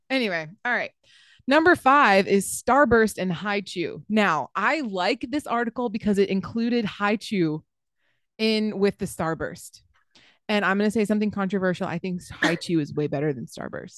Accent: the South, United States; I'm from the South

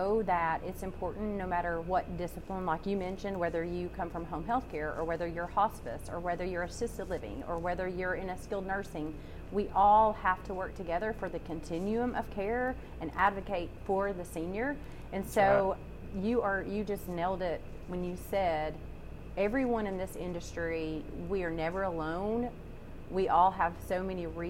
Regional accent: Kingsport, Tennessee, United States; moved away as an adult; also born or lived in Knoxville, Tennessee; Born and raised in Kingsport, Tennessee

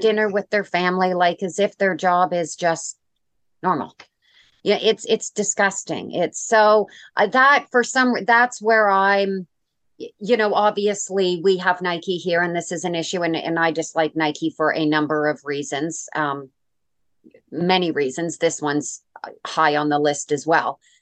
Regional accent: Canada; I'm Canadian

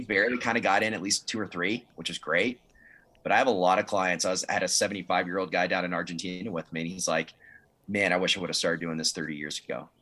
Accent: Dallas, Texas, United States; I grew up in Dallas

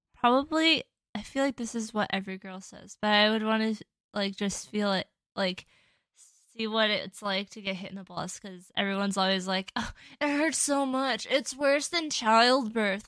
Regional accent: Chippewa Falls, Wisconsin, United States; my hometown where I grew up

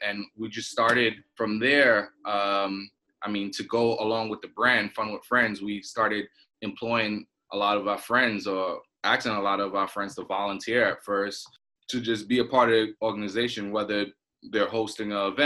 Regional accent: New York City, New York, United States; also born or lived in Trinidad and Tobago; I'm from Brooklyn, New York. By way of Trinidad and Tobago. So I actually lived in Trinidad and Tobago for 10 years. I was born here in Brooklyn

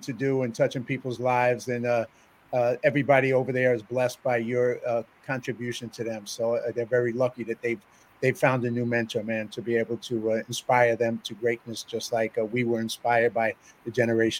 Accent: New York City, New York, United States; we grew up in the South Bronx in poverty

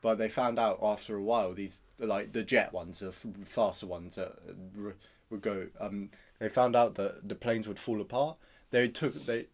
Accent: Cornwall, South West England, United Kingdom; we're both from Cornwall, obviously. Well, Mum wasn't really, but I grew up in Cornwall

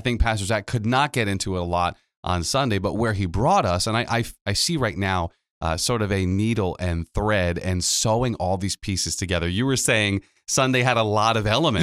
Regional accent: Pawtucket, Rhode Island, United States; my, uh, hometown where I'm born and raised in Pawtucket

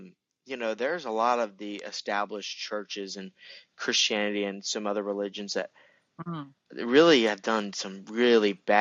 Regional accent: United States; I'm American

